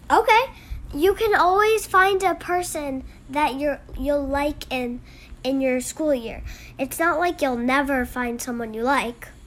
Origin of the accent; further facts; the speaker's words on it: San Jose, California, United States; I'm six years old. I'm from San Jose, California.